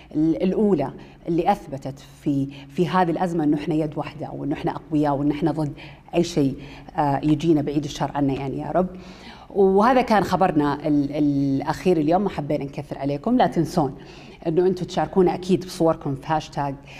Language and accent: Arabic; Saudi Arabia